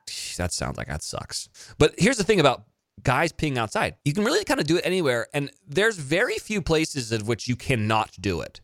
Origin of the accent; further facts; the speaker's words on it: Monterey, California, United States; I went to school in Salinas, which was twenty-five minutes from where I grew up in Monterey